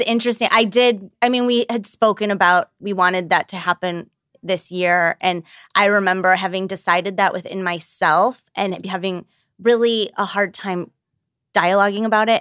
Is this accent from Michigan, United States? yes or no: yes; Birmingham, Michigan, United States; 34 and I'm from Birmingham, Michigan